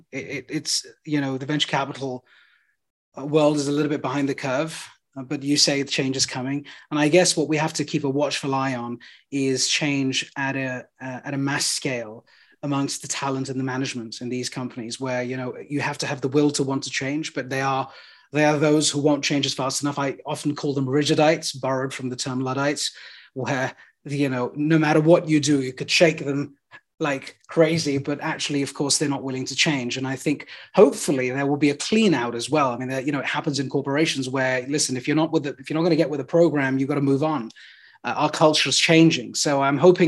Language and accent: English; United Kingdom; now in London, United Kingdom; Although I'm a Brit, I'm also of Indian origin, and I'm in London